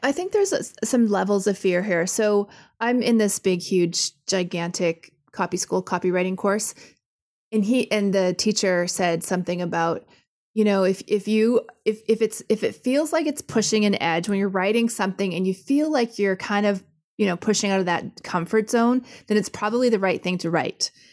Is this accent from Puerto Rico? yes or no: no; Canada; I'm Canadian and say sorry all the time